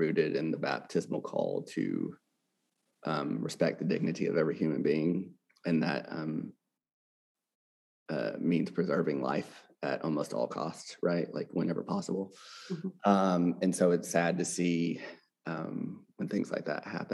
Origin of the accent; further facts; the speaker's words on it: Arkansas, United States; moved away as an adult; also born or lived in California / New York / Baltimore, Maryland / Boston, Massachusetts; now in Jackson, Mississippi, United States; I'm born and raised from Arkansas in the South